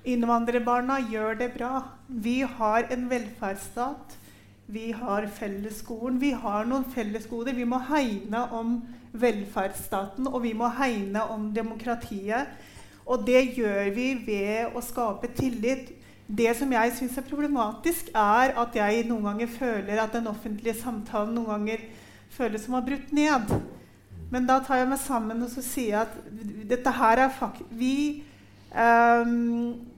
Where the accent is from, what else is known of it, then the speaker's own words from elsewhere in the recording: Norway; dette er Norge, og vi er nordmenn